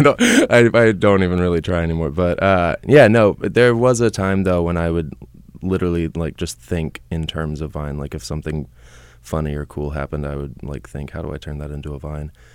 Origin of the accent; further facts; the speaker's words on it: Katy, Texas, United States; moved away as an adult; also born or lived in Houston, Texas; now in Los Angeles, United States; I am from Houston, Texas. I was raised in Katy, a suburb of Houston